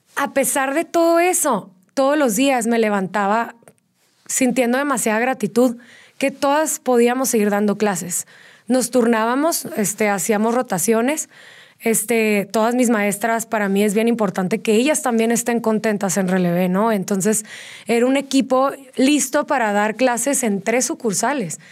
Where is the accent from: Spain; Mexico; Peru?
Mexico; Tijuana, Baja California; moved away as an adult; now in Querétaro, Mexico; yo soy de Tijuana. Sí. Llevo ya 10 años viviendo aquí en Querétaro